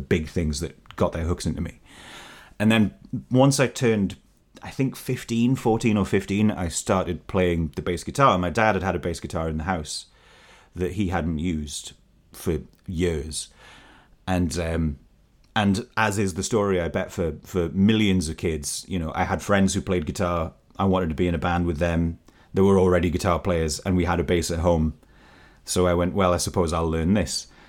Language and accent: English; Newcastle upon Tyne, North East England, United Kingdom; I am coming to you from Newcastle upon Tyne, my hometown